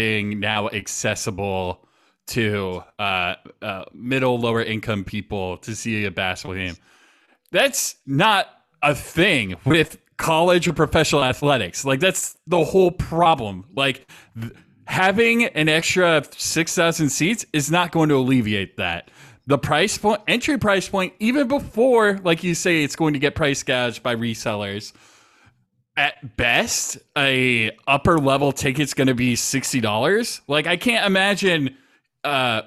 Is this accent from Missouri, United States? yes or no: no; Spokane, Washington, United States; growing up in Spokane